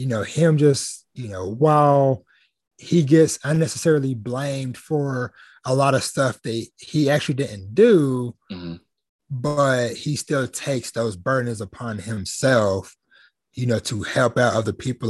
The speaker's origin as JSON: {"language": "English", "town": "Jasper", "region": "Texas", "country": "United States", "tie": "born or raised there", "said": "my hometown I grew up in, small country town, Southeast Texas. I'll toss the name out there, Jasper, Texas"}